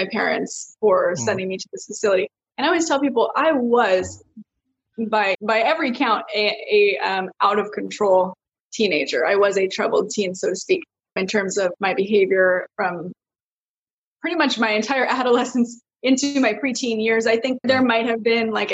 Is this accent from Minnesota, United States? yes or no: no; Lake Forest, California, United States; also born or lived in Canada; we actually moved to California when I was like 5 or 6 years old. We're actually from Canada